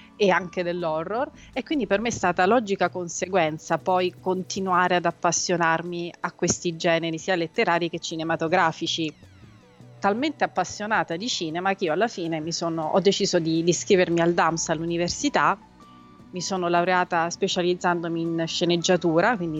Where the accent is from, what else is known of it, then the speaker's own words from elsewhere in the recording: Rome, Lazio, Italy; also born or lived in Pitigliano, Tuscany; io sono nata a Roma, cresciuta per metà a Roma e per metà in Toscana